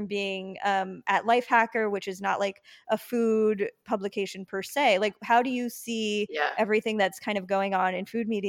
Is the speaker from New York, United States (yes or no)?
yes; Long Island, New York, United States; I mean, I grew up in New York, so I was always in New York, but because I'm from Long Island